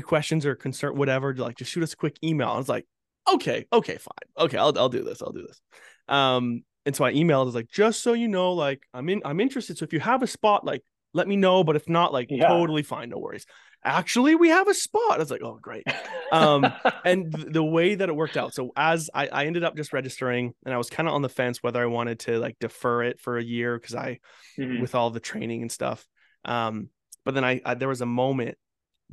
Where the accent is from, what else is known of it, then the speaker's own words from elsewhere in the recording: Fort McMurray, Alberta, Canada; I grew up in Fort McMurray